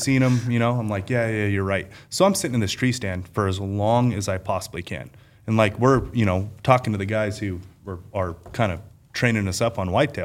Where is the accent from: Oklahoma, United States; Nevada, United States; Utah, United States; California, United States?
Nevada, United States; Las Vegas; I being born and raised in Las Vegas